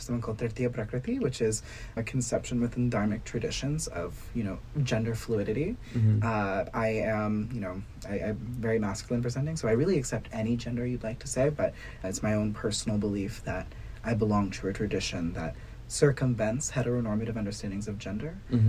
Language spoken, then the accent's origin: English; Dallas, Texas, United States; moved away as an adult; now in Washington, D.C., United States; I was born in Dallas, Texas, to Savita and Shankar Harapanahalli, immigrants from Karnataka and South India. And I am a very, very proud queer South Asian American.